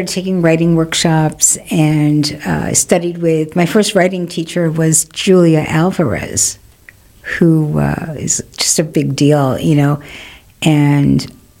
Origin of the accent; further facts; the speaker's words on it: New York City, New York, United States; also born or lived in Burlington, Vermont / Manhattan, New York; I grew up in Queens.